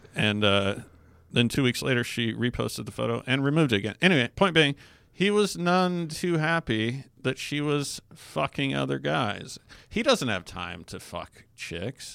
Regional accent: Alaska, United States; I grew up in Alaska

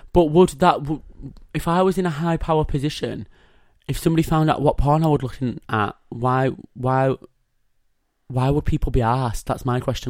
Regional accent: Yorkshire and the Humber, United Kingdom; I'm a Yorkshire boy.

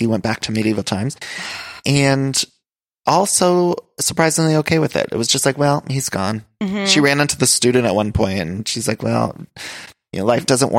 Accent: Ohio, United States; moved away; also born or lived in Chicago; I'm from Ohio.

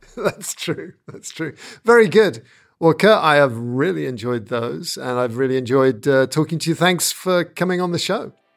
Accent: United Kingdom; being a Brit

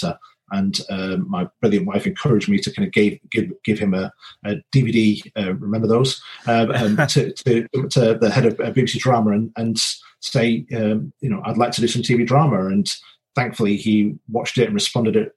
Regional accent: Wigan, North West England, United Kingdom; also born or lived in Northumberland; now in Leatherhead, United Kingdom; I grew up in Wigan in the north

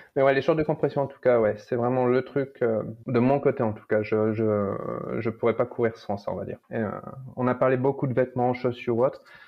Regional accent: France; moved away as an adult; now in California, United States; dans mon pays natal

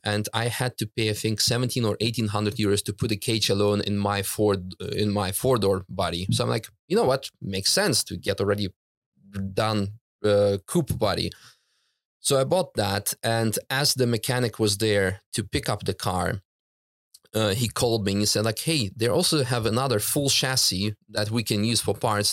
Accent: Netherlands; also born or lived in Russia; now in Germany; I grew up in the Netherlands with her

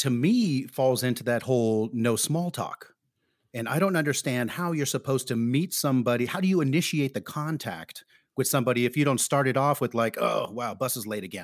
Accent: San Francisco, California, United States; now in Stockholm, Sweden; I'm from San Francisco

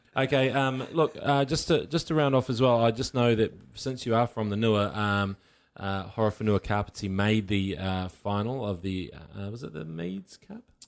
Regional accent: Waikato, New Zealand; I'm from the Waikato

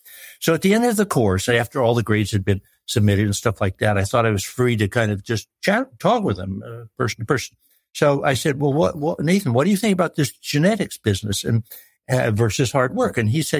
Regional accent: United States; American Farm Boy, which is sort of where I came from.

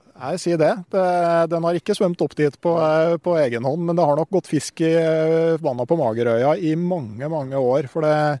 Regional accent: Gausdal, Innlandet, Norway; Jeg kommer jo fra Gausdal

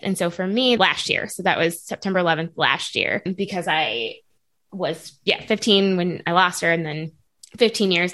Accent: North County, Missouri, United States; I grew up in North County.

